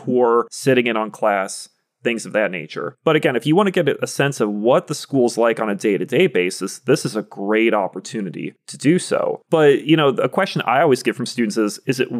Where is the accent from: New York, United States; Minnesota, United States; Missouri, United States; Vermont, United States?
Vermont, United States; moved away; I went to high school off Route 7